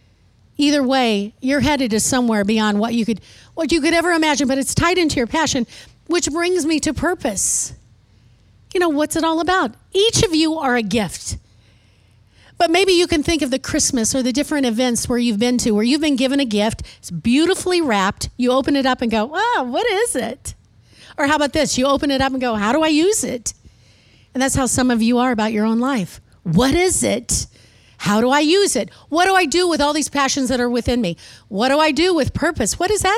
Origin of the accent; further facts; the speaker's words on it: Midwest, United States; now in Texas, United States; when I first moved to Texas, it was such a culture shock. And maybe you can't understand this, but I was raised in the Midwest where I learned how to talk normal. Then I moved to Texas.